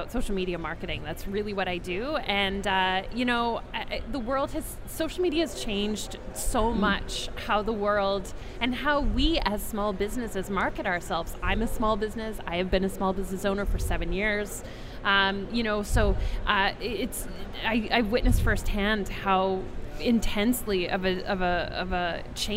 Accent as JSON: {"language": "English", "town": "Vancouver", "region": "British Columbia", "country": "Canada", "tie": "born or raised there", "said": "from my hometown, from Vancouver."}